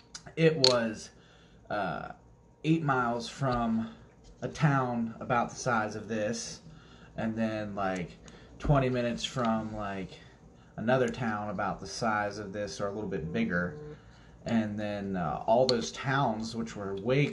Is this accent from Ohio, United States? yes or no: yes; Akron, Ohio, United States; I was born officially in Akron, Ohio. Famously known for the hometown of the one, the king, LeBron James. Yeah. Not too far from Cleveland, actually.